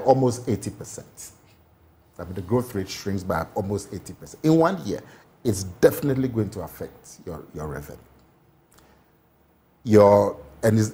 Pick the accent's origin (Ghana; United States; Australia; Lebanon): Ghana; I am a Ghanaian.